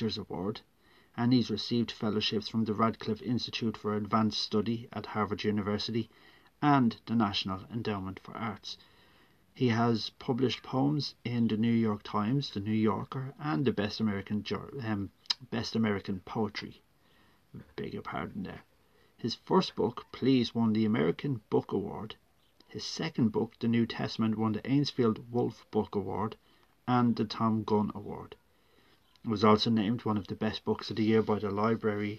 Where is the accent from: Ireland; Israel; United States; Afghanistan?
Ireland; I am a writer from Ireland